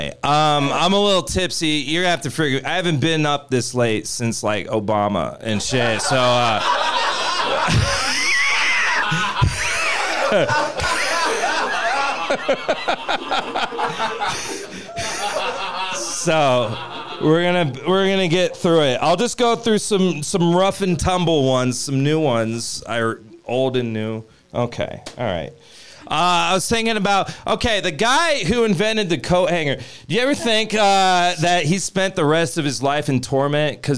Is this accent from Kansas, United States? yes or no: yes; Kansas, United States; now in Denver, United States; I'm from Kansas